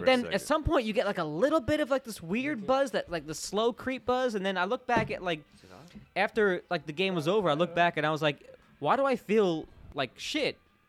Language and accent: English; Orlando, Florida, United States; now in Nashville, United States; My hometown's Orlando, but Cocoa Beach was like the local beach.